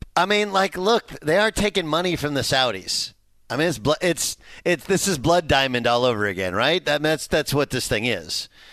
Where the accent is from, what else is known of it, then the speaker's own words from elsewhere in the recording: Orange, California, United States; my brother and sister, we grew up in Orange, California